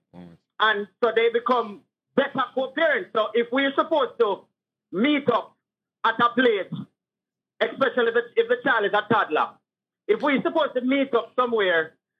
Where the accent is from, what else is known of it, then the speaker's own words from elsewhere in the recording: Jamaica; moved away; also born or lived in California; I'm from Jamaica, but via California.